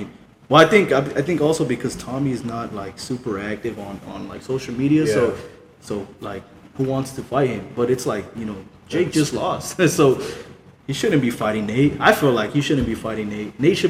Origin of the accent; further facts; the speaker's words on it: Stockton, California, United States; I'm from Stockton, man.